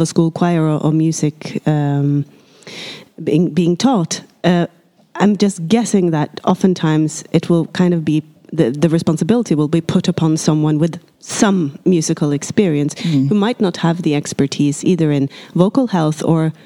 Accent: Norway; I'm from Norway

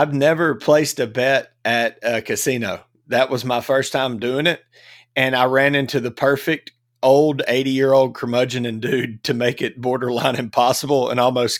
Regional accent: Jackson, Mississippi, United States; moved away; Mississippi, my hometown.

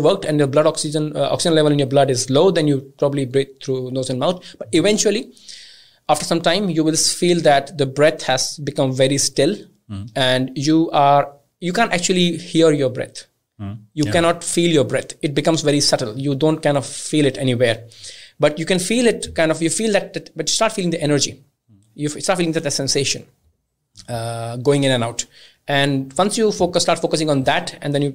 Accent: India; I'm originally from India

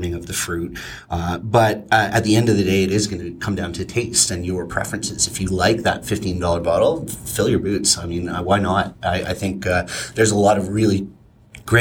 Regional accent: Ontario, Canada; moved away; I'm originally from Ontario

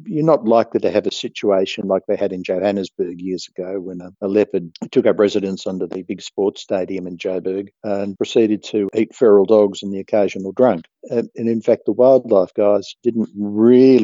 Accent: Australia; I, as an Australian

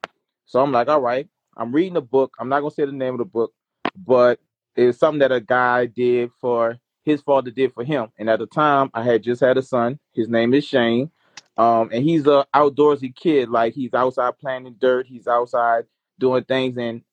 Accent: New Orleans, Louisiana, United States; I'm chilling down here in New Orleans.

